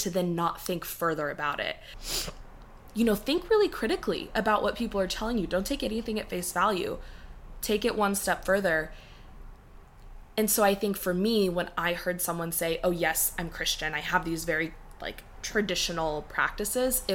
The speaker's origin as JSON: {"language": "English", "region": "the South", "country": "United States", "tie": "born or raised there", "said": "growing up in the South"}